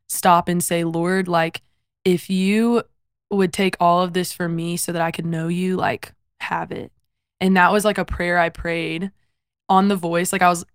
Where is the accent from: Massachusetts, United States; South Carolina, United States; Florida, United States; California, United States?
South Carolina, United States; So I come from South Carolina, born and raised there. My parents were also born and raised there.